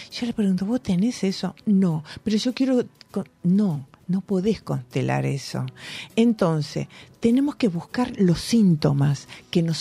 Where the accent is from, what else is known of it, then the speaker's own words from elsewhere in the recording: Spain; Yo digo, nosotros somos de España.